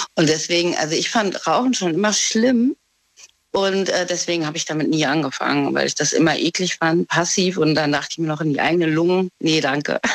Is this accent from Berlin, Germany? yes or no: no; Trier, Rhineland-Palatinate, Germany; ich komme aus Trier.